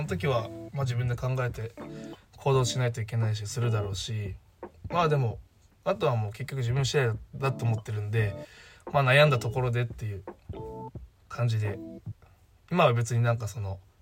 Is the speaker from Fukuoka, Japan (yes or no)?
yes; Fukuoka, Japan; 自分の出身は福岡で福岡の大学に通っていました